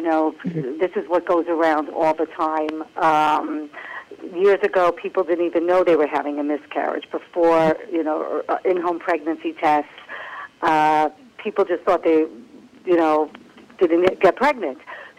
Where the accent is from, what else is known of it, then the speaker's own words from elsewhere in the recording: Maryland, United States; now in New Jersey, United States; I grew up in Maryland, actually, in a modern Orthodox community, and I came to go to school in New York